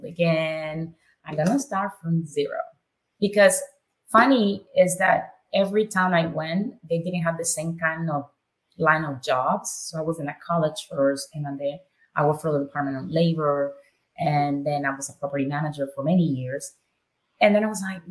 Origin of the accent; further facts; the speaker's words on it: Nicaragua; English is a second language; moved away as an adult; now in United States; Born and raised in Nicaragua